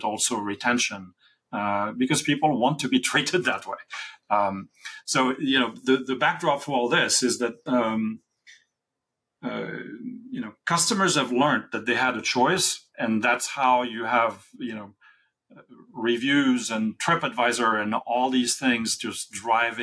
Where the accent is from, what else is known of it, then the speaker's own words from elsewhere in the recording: France; I was born in France in the '60s.